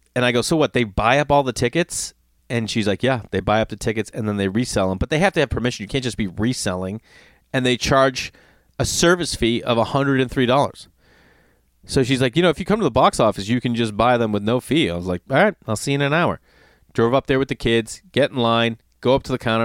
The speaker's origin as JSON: {"language": "English", "town": "Stoneham", "region": "Massachusetts", "country": "United States", "tie": "born or raised there", "moved": "yes", "said": "every time I'm home in my hometown, Stoneham"}